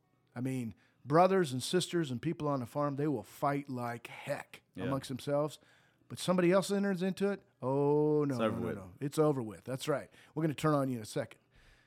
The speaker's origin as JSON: {"language": "English", "region": "Montana", "country": "United States", "tie": "born or raised there", "said": "But I was raised in Montana. We moved to Montana when I was four."}